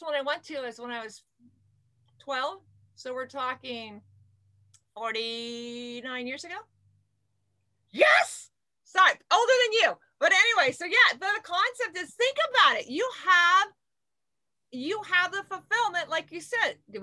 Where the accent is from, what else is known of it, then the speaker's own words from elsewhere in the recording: Camarillo, California, United States; now in Irvine, United States; I was raised in Camarillo, Ventura County